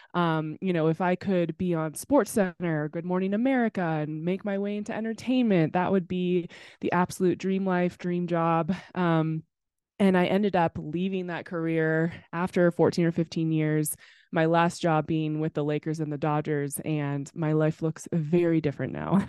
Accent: Temecula, California, United States; also born or lived in Los Angeles; I grew up in Temecula, California

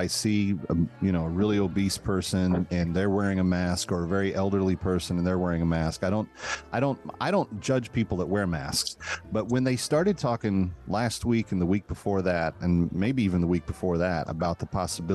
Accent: Texas, United States; growing up in Texas

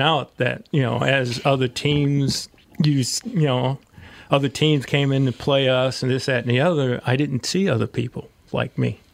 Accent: St. Louis, Missouri, United States; moved away; Where are you from? I said, St. Louis

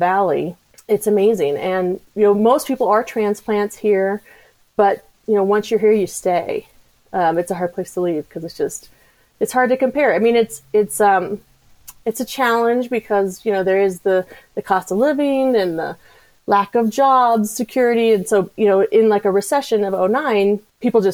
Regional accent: Colorado, United States; also born or lived in New Hampshire; I grew up in Colorado

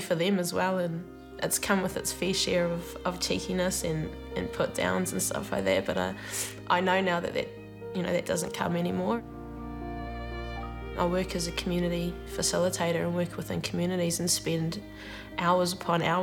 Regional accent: Rotorua, Bay of Plenty, New Zealand; moved away as an adult; also born or lived in Palmerston North; I was born and raised in Rotorua.

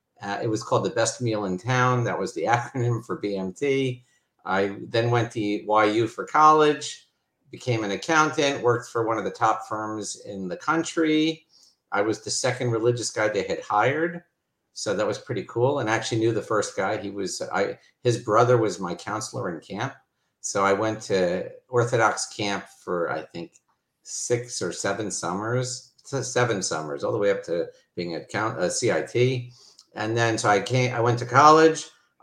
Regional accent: Miami Beach, Florida, United States; moved away; also born or lived in New York; I grew up in Miami Beach. I have two brothers. We all grew up modern Orthodox.

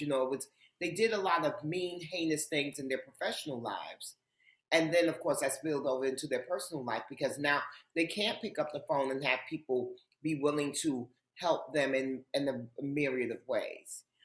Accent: New York City, New York, United States; I grew up in Harlem, and contrary to popular belief, growing up in Harlem was not uh, a scary um, and uh, a hardship for me. Um, it was home

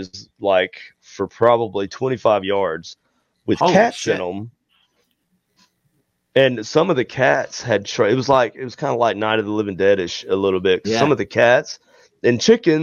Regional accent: Greenville, South Carolina, United States; accent: South Carolina; now in Kansas City, United States; I grew up in Greenville-ish area

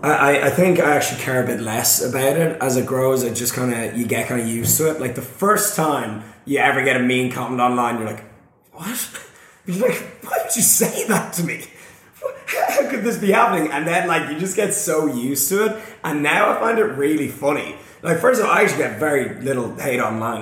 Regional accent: Ireland; I'm from Ireland.

